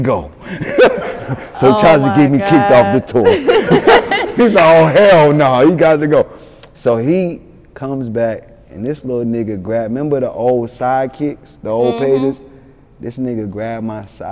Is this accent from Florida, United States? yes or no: no; Atlanta, Georgia, United States; also born or lived in Yonkers, New York; I'm from Atlanta, but I was born in Yonkers, raised in Atlanta. But I was been in Atlanta since I was 3 years old.